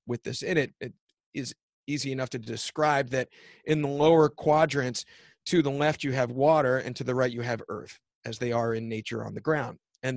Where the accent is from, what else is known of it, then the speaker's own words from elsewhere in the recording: Philadelphia, Pennsylvania, United States; I'm from Philadelphia. I'm an East Coast guy.